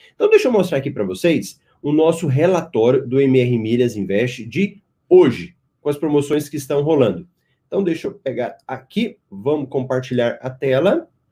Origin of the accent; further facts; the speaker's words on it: Goiânia, Goiás, Brazil; now in Cuiabá, Brazil; eu também sou de Goiás, de Goiânia